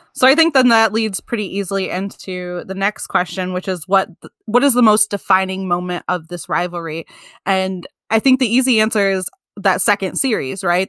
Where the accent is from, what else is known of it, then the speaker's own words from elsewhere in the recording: Michigan, United States; I am from Michigan